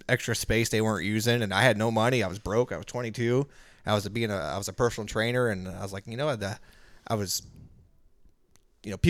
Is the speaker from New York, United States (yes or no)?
no; Maryville, Illinois, United States; also born or lived in Florida; I'm from Maryville, Illinois